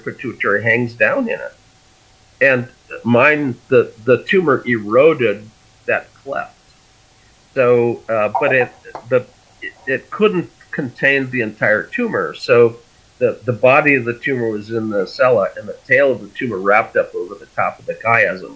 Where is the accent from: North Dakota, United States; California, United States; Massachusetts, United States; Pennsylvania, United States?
North Dakota, United States; Fargo; I grew up in Fargo